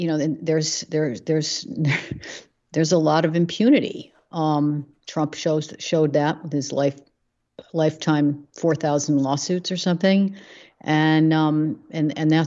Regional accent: Chicago, Illinois, United States; moved away; I'm from Chicago originally

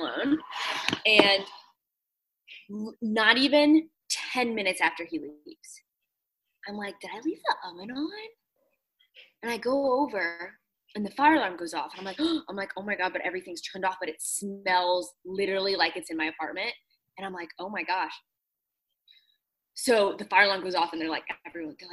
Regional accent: Virginia Beach, Virginia, United States; moved away as an adult; also born or lived in Los Angeles; now in Washington, D.C., United States; before LA, I grew up in Virginia Beach.

